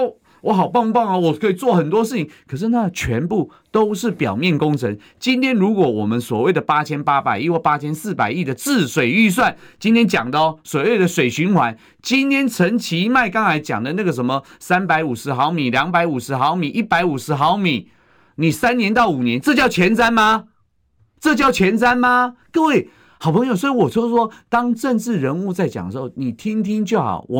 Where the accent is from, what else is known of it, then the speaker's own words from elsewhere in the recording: Taiwan; 却一再的消侮辱我们台湾人民，这才是真正最可恶的地方啊！